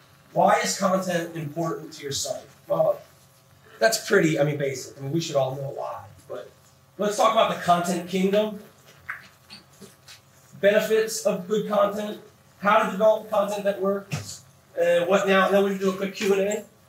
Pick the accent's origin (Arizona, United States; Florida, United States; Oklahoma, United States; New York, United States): Arizona, United States; Phoenix; I'm another guy from Phoenix, so I'm used to it.